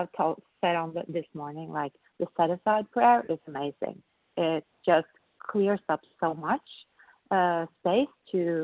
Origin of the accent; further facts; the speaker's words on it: Norway; I'm from Norway